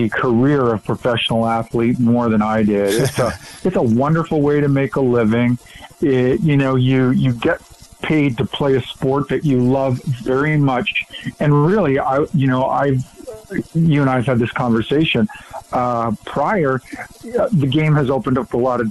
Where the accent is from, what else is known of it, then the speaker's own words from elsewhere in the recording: Western Canada, Canada; moved away; Born and raised in Western Canada, kind of grew up in the West